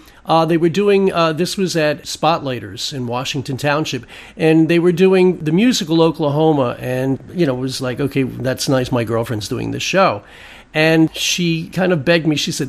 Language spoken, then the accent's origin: English; Germany; accent: German; English is a second language; I was trying to get rid of a very thick German accent that I had, because English is not my first language.